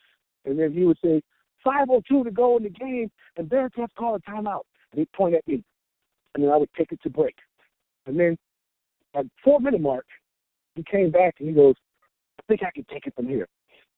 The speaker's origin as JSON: {"language": "English", "town": "Long Beach", "region": "California", "country": "United States", "tie": "born or raised there", "said": "When I grew up in Long Beach, California, I grew up with the Twins and … all them."}